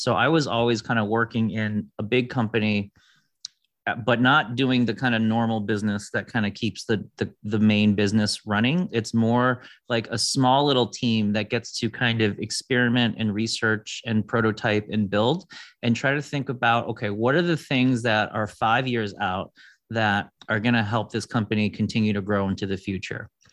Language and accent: English; Detroit, Michigan, United States; I grew up in Detroit